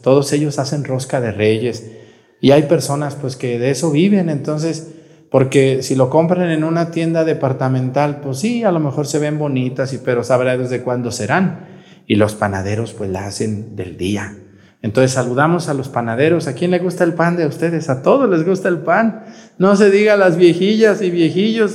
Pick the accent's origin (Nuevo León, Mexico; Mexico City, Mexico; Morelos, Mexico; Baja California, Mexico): Morelos, Mexico; Mazatepec; moved away; desde el pueblo de Mazatepec